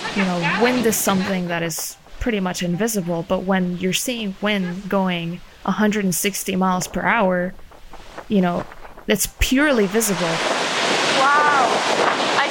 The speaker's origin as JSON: {"language": "English", "country": "Puerto Rico", "said": "I am from Puerto Rico"}